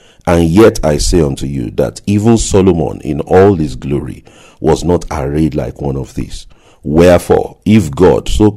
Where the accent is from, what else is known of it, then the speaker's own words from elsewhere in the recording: Nigeria; growing up in Nigeria